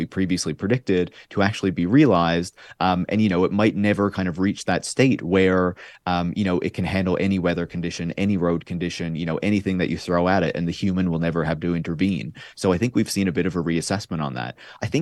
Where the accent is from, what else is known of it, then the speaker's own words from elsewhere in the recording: Newfoundland and Labrador, Canada; I'm from Newfoundland and Labrador